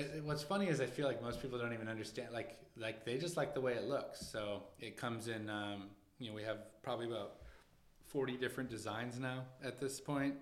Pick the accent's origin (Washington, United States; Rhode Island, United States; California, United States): Washington, United States; moved away as an adult; also born or lived in Los Angeles; now in New York, United States; I grew up in Washington State, and I, I spent a lot of time in Seattle